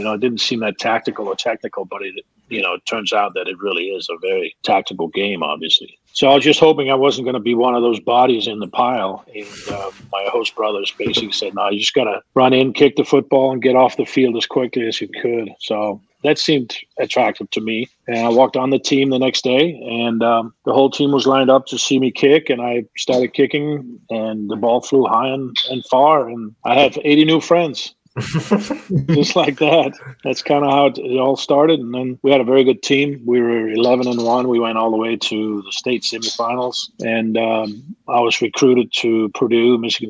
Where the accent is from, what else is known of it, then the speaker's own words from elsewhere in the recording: Denmark; also born or lived in New Orleans; now in Atlanta, United States; I'm from Denmark.